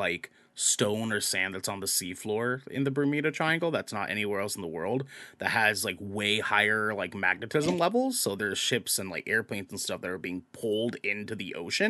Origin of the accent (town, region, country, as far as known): New Zealand; accent: Kiwi